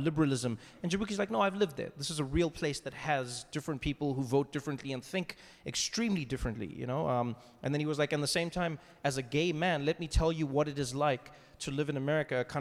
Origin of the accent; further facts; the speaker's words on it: South Africa; moved away as an adult; now in United States; one thing that I took for granted growing up in South Africa is we just knew what was happening in the world